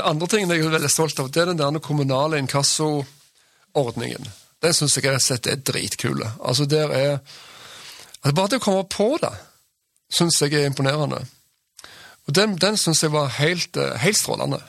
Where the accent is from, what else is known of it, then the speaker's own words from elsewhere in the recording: Sandnes, Rogaland, Norway; also born or lived in Bergen; now in Stavanger, Norway; Jeg vokste opp på Gandalen i Sandnes